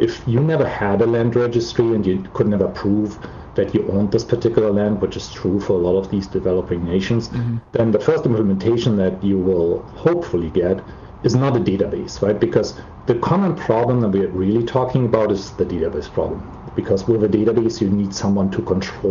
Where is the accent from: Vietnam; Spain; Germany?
Germany; Germany, where, as you can probably tell by my accent, I'm from